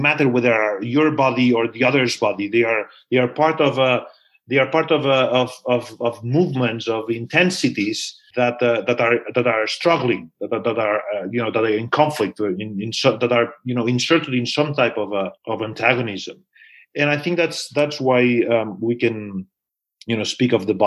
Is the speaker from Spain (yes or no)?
yes; Barcelona, Catalonia, Spain; now in United States; I'm from Barcelona